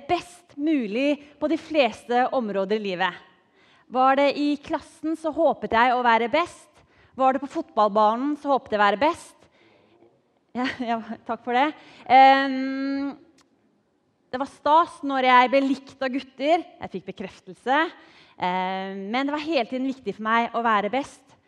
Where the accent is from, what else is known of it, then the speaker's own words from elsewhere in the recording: Drammen, Buskerud, Norway; er oppvokst i godbyen Drammen.